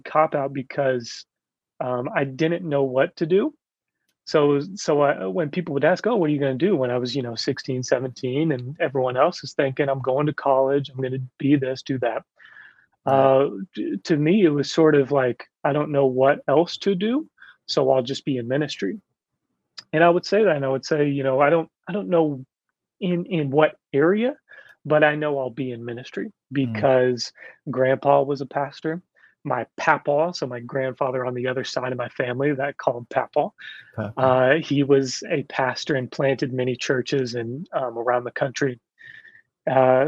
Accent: Kentucky, United States; I'm from Kentucky

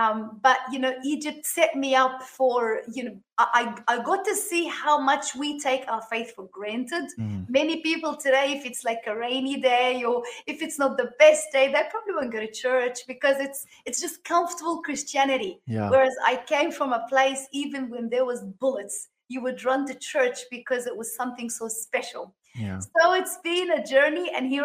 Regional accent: Sydney, New South Wales, Australia; moved away as an adult; now in Miami, United States; I live in Miami, Florida. We came from Sydney, Australia. After living there for like 32 years, God called us to come to the States.

